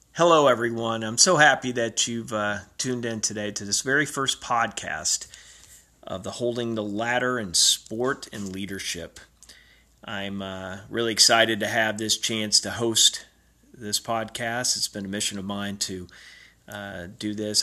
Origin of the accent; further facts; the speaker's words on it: Robertsdale, Alabama, United States; moved away; the time I was growing up in Robertsdale, Alabama, in my small town in South Alabama